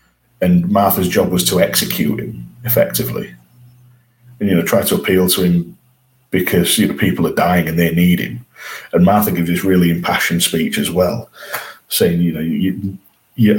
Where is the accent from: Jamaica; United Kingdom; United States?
United Kingdom; England; we're English